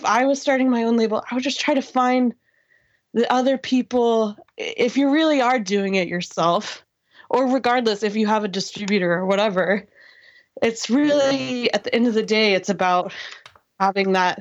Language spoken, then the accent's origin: English; Greenwood, Indiana, United States; I grew up in Greenwood, motherfucking Indiana